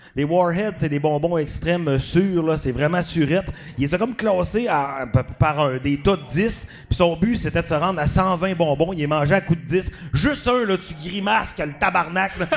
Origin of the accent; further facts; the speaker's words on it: Dolbeau-Mistassini, Quebec, Canada; also born or lived in Montreal; si je viens de Dolbeau